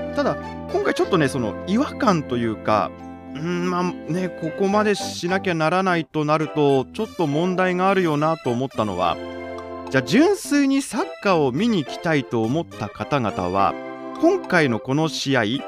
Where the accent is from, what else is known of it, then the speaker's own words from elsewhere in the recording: Chofu, Tokyo, Japan; moved away as an adult; also born or lived in Kawasaki, Kanagawa; 私生まれ故郷が東京は調布市